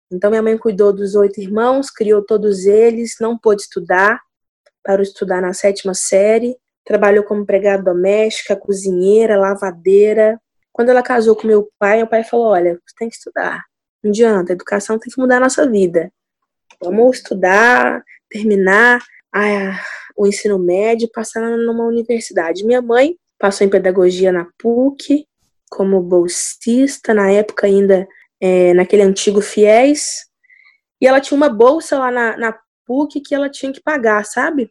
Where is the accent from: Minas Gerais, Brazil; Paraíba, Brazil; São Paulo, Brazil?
Minas Gerais, Brazil; Como uma boa mineira, o programa preferido da infância era sentar na calçada e ficar ouvindo os mais velhos contarem histórias